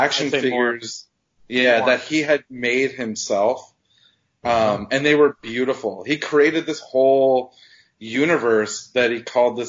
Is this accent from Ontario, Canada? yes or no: no; Halifax, Nova Scotia, Canada; I'm from Halifax, Nova Scotia